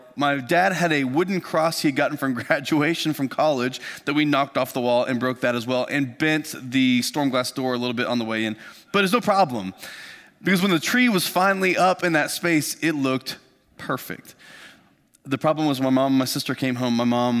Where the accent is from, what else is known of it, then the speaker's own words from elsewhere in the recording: Lafayette, Indiana, United States; our kind of family farm where I grew up just outside of Lafayette, Indiana.